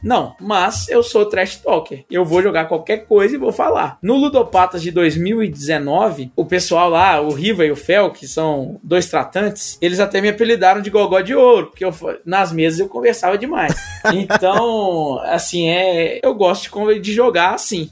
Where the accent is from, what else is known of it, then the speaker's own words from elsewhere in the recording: Brazil; eu sou brasileiro